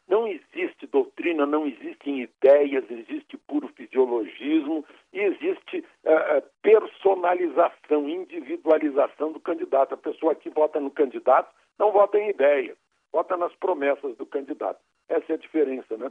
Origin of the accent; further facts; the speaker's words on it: Rio Grande do Sul, Brazil; now in Brasília, Brazil; eu como gaúcho